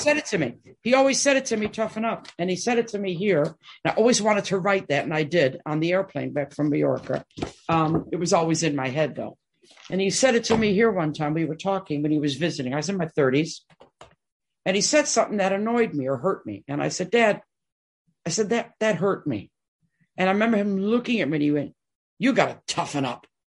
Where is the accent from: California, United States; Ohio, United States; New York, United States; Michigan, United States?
Michigan, United States; Detroit; I'm born and raised in Detroit